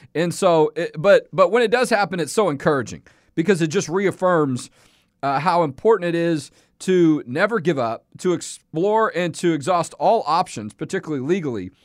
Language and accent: English; Houston, Texas, United States; Y'all know I'm from Houston, okay? If you, if you listen to the show, you know, born and raised there.